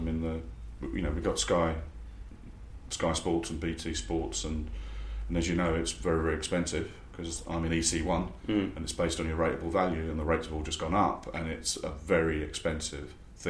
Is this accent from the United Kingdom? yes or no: yes; Harlow, East of England, United Kingdom; now in London, United Kingdom; growing up in Harlow, where you had everyone support a different London club.